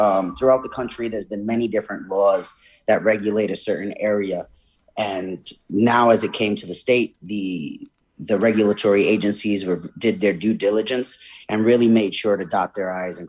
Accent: New York City, New York, United States; moved away as an adult; now in Connecticut, United States; I'm from New York State, New York City originally, and then moved up here for college.

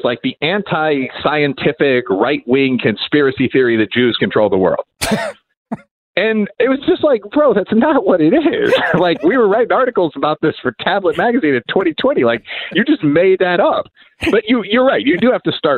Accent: Aurora, Illinois, United States; I'm from Aurora, Illinois

